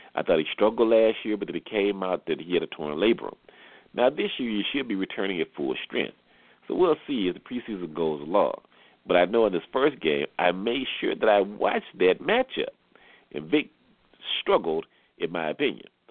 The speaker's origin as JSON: {"language": "English", "town": "Atlanta", "region": "Georgia", "country": "United States", "tie": "born or raised there", "said": "coming to you from my hometown, the capital city of Georgia, of Atlanta"}